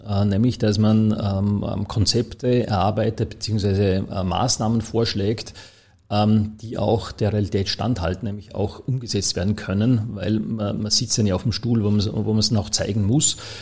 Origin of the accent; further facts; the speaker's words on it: Dornbirn, Vorarlberg, Austria; moved away as an adult; also born or lived in Toulouse, France / Berlin, Germany; now in Vienna, Austria; ich bin ja gebürtiger Vorarlberger